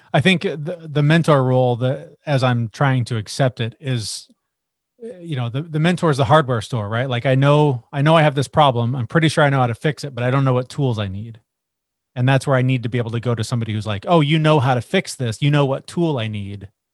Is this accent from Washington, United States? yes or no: yes; Seattle, Washington, United States; I'm from Seattle. I grew up, like you said, in the grunge era